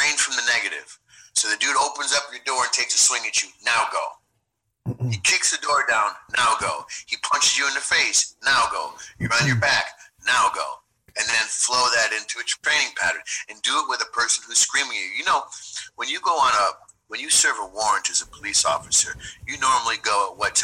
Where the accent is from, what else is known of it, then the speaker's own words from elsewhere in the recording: Chicago Heights, Illinois, United States; I'm from Chicago Heights, Illinois